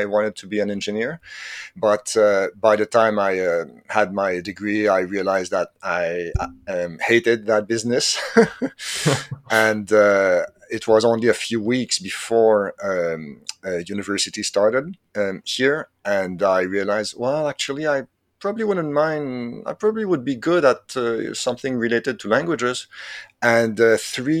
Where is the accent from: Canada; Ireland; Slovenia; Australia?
Canada; Quebec; first language French; English is a second language; I'm Canadian from Quebec, actually. My first language is French